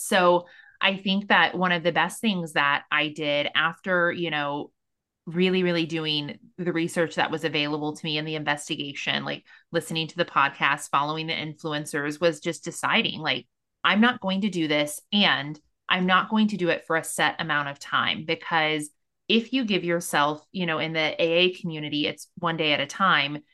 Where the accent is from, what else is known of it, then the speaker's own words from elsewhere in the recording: Missouri, United States; I'm from Missouri